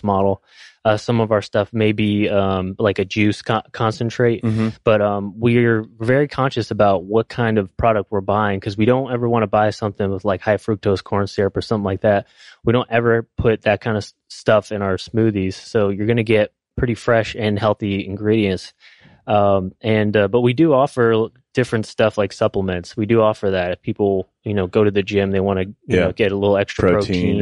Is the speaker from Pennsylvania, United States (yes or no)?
yes; Scranton, Pennsylvania, United States; moved away as an adult; also born or lived in Troy, New York / Whidbey Island / Virginia Beach; I'm from Pennsylvania